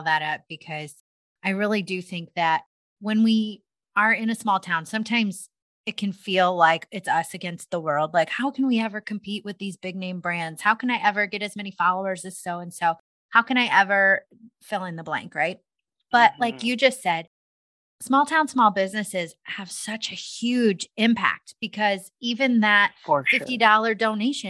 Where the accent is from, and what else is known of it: Cascade, Iowa, United States